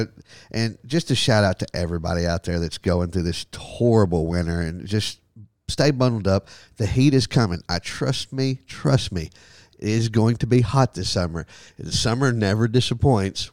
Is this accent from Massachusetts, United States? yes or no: no; Texas, United States; growing up in Texas